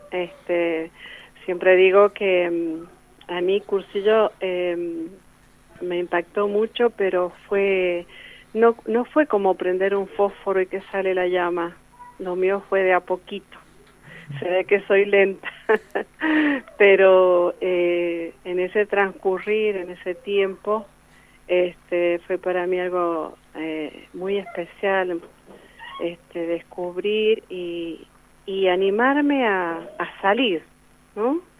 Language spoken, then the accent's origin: Spanish; Guaymallén, Mendoza, Argentina; born there; also born or lived in Godoy Cruz; now in Luján de Cuyo, Argentina; nací en Guaymallén y, este, y bueno, después viví en Godoy Cruz, eh, me casé, me fui a vivir a Godoy Cruz y de Godoy Cruz, bueno, ya me radiqué acá en Luján